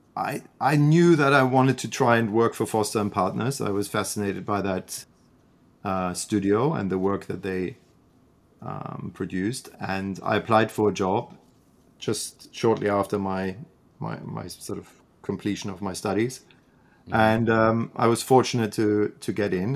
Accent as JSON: {"language": "English", "town": "Freiburg", "region": "Baden-Württemberg", "country": "Germany", "tie": "born or raised there", "also_born_or_lived": "London, United Kingdom", "moved": "as an adult", "lives_now": "Canada", "said": "grew up in in Freiburg, which is um, a university town and a historic city"}